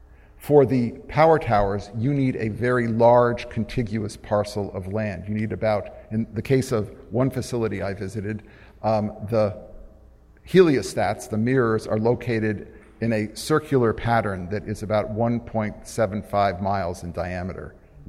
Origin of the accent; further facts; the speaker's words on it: New England, United States; Now, I'm from New England.